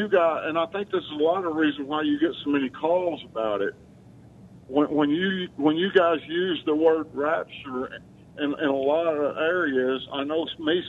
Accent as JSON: {"language": "English", "region": "Arkansas", "country": "United States", "tie": "born or raised there", "said": "I grew up here in Arkansas"}